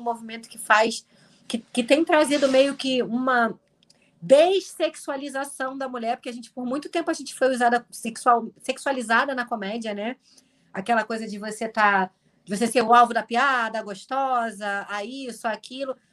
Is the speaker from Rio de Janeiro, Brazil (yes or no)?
yes; Nova Iguaçu, Rio de Janeiro, Brazil; eu sou de Nova Iguaçu, que é do lado